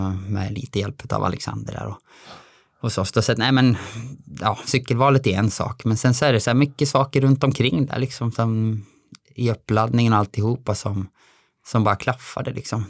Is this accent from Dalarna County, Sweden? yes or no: yes; Dalarna County, Sweden; also born or lived in Alingsås area; now in Alingsås, Sweden; jag är ju från Dalarna